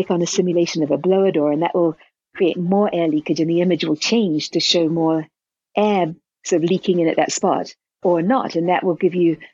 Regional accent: New Zealand; now in New Mexico, United States; I'm from New Zealand originally

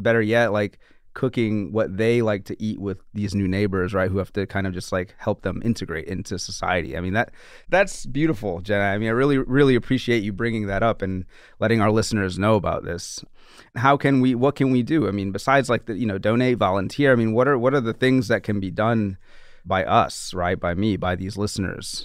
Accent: New Orleans, Louisiana, United States; now in New York City, United States; I'm from New Orleans

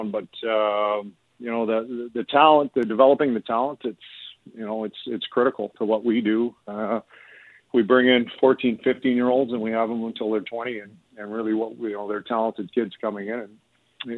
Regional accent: Canada; as a Canadian and as a hockey fan

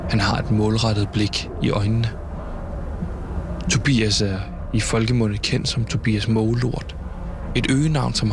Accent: Copenhagen, Capital Region of Denmark, Denmark; Det må jeg bare sige øh, som københavner nu er vi her

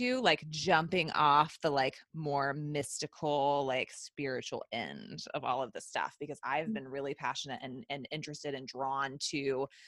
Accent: the South, United States; growing up in the South and the Bible Belt

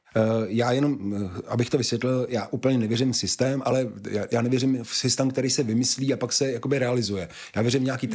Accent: Prague, Czechia; jsme prostě Pražáci

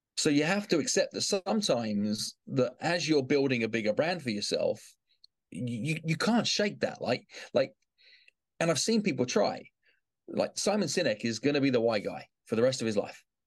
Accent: England, United Kingdom; now in New York City, United States; I grew up in England.

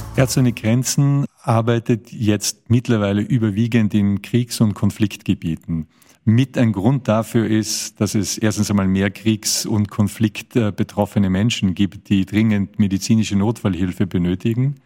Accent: Tyrol, Austria; ich komme aus Österreich, ich bin ein Tiroler

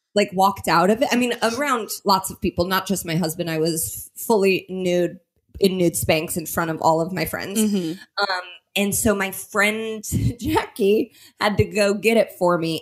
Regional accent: Indianapolis, Indiana, United States; my hometown of Indianapolis

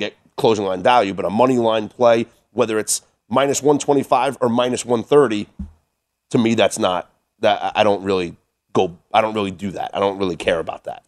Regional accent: New York, United States; now in Las Vegas, United States; I'm a New Yorker

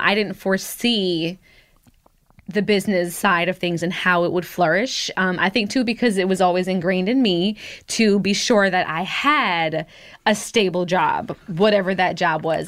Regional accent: United States; also born or lived in Jamaica (roots); I'm American 'cause I was born here

